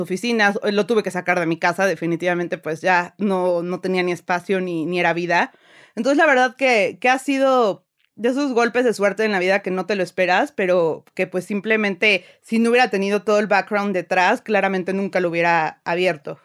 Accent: Puebla, Mexico; also born or lived in Milan / London; yo soy de Puebla

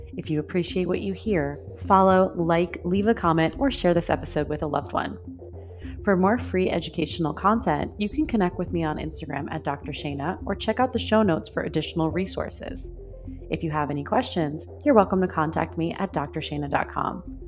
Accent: New York, United States; moved away as an adult; I'm from New York

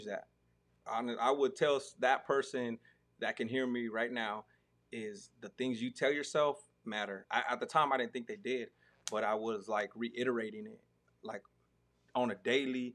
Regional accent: Arizona, United States; now in Texas, United States; me growing up in Arizona

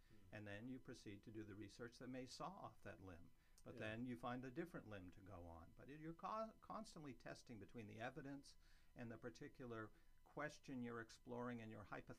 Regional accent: Maine, United States; moved away; I grew up in Maine.

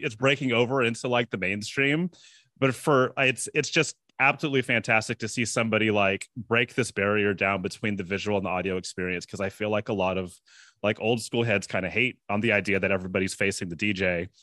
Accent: San Francisco, California, United States; I have a lot of personal background with Cascade 'cause I'm from San Francisco

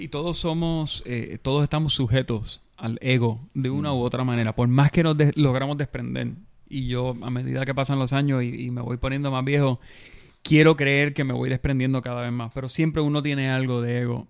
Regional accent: Bayamón, Puerto Rico; Yo soy de Bayamón y yo crecí en los 80.

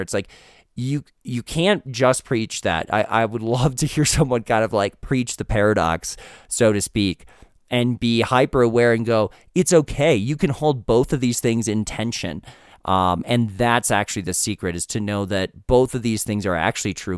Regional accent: United States; as an American

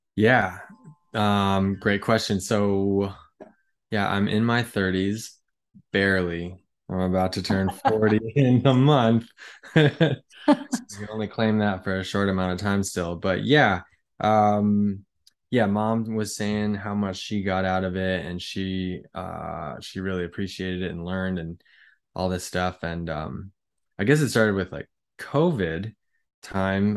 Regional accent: United States; as an American

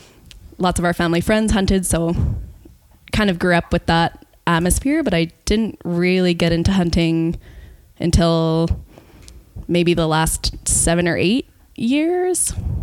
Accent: Edmonton, Alberta, Canada; moved away as an adult; now in Kootenays, Canada; I grew up in Edmonton, and then moved here coming up on 5 years ago now.

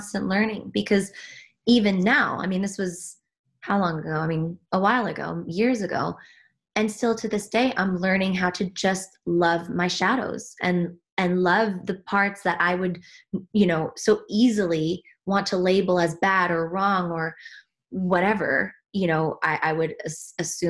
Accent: Switzerland; moved away; I was born and raised in Switzerland, despite my accent

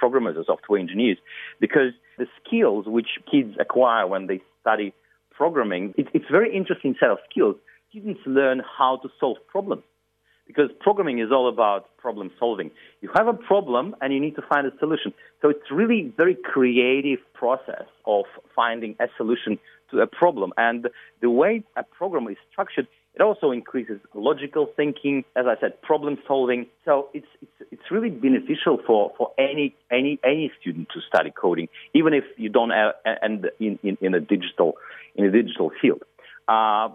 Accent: Russia; now in Sydney, Australia; I'm originally from Russia.

